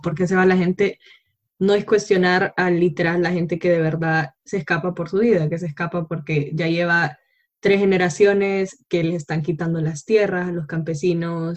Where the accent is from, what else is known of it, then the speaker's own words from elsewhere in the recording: Honduras; como hondureña